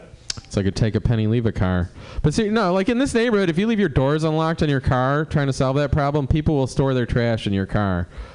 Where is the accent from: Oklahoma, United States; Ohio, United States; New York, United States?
Ohio, United States; Cleveland; moved away; I moved here in 98 from Cleveland. I don't like the weather. You know, I was from Cleveland.